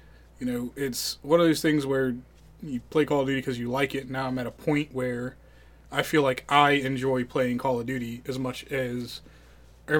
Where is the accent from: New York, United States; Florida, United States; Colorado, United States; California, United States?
Colorado, United States; born or raised there